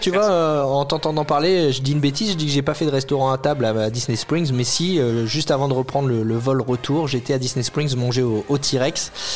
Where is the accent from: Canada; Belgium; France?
France; quand on est français